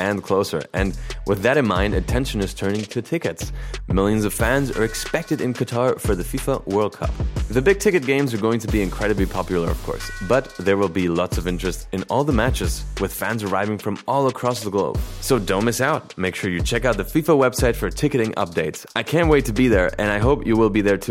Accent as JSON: {"language": "English", "country": "Spain", "second_language": "English", "said": "I'm the Spanish guy here, you know. This is not my native language."}